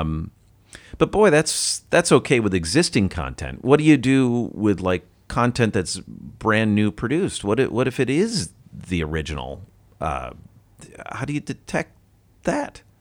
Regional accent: United States; I'm an American

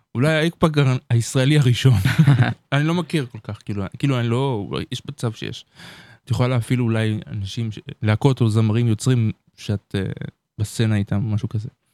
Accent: Beersheba, Southern District, Israel; אני גדלתי בבאר שבע.

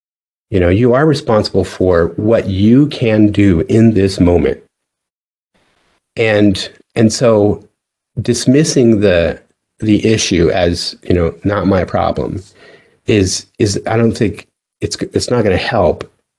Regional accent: the West, United States; now in US South; so I grew up in the West, and I came over here to the South because of the Navy.

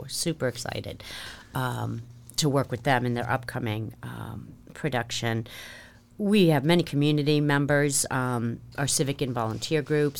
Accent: Marshfield, Massachusetts, United States; I was practically born and raised in Marshfield. Came down in nineteen sixty-nine in the third grade.

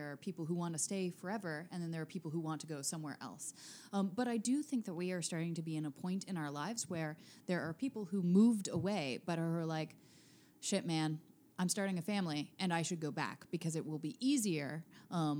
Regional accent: Seattle, Washington, United States; moved away as an adult; also born or lived in Nebraska / Los Angeles; now in Baltimore, United States; I grew up largely in Seattle

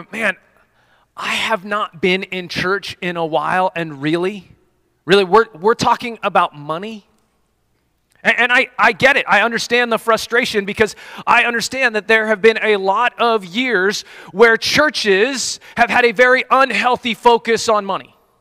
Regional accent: Colorado, United States; moved away; I grew up in Colorado

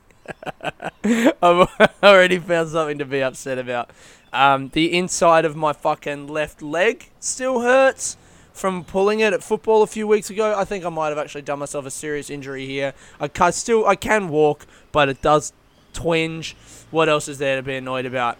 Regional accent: Adelaide, South Australia, Australia; moved away; I'm from Adelaide

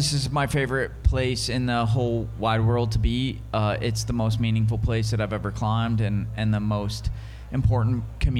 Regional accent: Detroit, Michigan, United States; I'm from Detroit, Michigan.

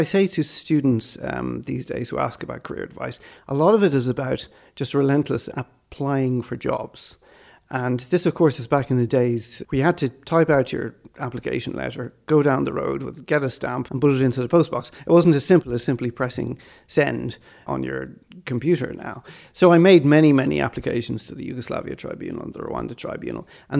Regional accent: Malawi; also born or lived in Swaziland / Ireland; Well, I was born in Malawi and sort of did my primary education in Swaziland. And then we moved back to Malawi.

